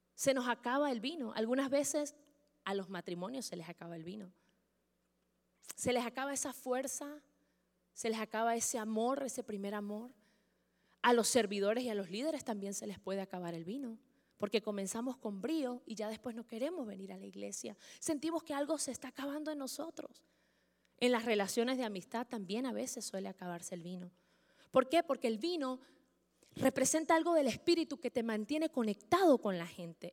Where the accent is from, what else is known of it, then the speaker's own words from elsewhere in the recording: Venezuela; los que somos venezolanos